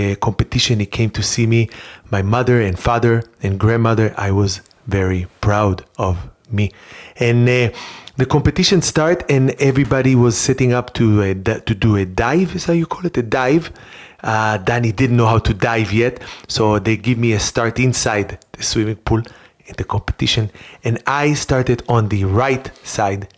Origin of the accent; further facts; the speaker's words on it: Rehovot, Central District, Israel; moved away; I grew up in Rehovot in Israel